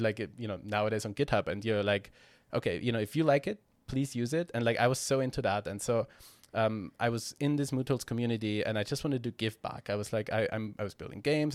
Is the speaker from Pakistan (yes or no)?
no; Austria; I'm from Austria